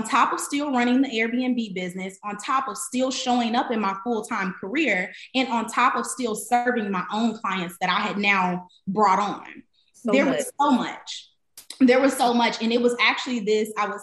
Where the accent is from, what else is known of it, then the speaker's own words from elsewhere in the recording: Chicago, Illinois, United States; moved away; also born or lived in Atlanta; I'm from Chicago. I'm first generation everything. I didn't grow up with a lot of money